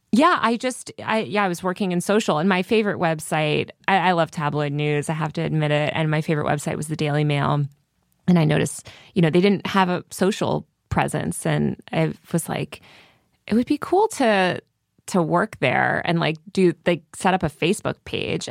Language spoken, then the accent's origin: English; Connecticut, United States; born or raised there; moved away; also born or lived in New York City